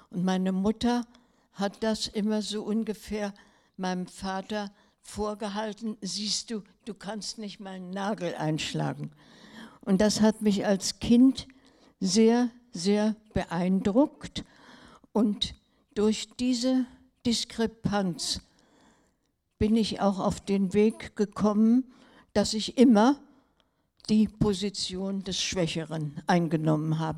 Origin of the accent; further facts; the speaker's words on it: Berlin, Germany; also born or lived in Tübingen; Mein Mann, der, mit dem ich aus der heimischen Familie, ich bin in Berlin aufgewachsen, bekannt war